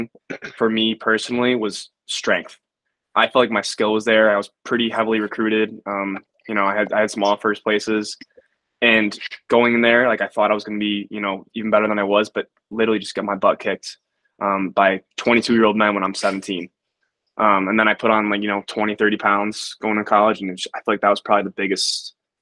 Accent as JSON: {"language": "English", "town": "Rochester", "region": "New York", "country": "United States", "said": "I'm a senior from Rochester, New York. I went to Pittsburgh High School."}